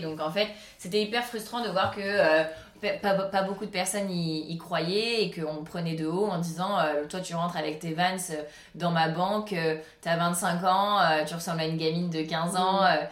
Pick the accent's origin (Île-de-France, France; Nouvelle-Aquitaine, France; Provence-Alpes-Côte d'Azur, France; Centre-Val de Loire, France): Provence-Alpes-Côte d'Azur, France; Cannes; also born or lived in Paris; Cannes, vu que c'est là où j'ai grandi